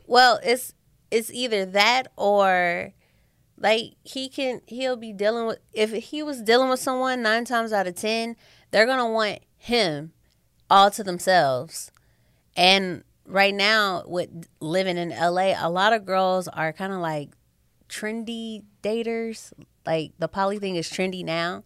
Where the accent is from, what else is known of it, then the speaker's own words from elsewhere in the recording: St. Louis, Missouri, United States; moved away as an adult; also born or lived in Kansas City; I'm from Saint Louis, and then I moved to Kansas City for college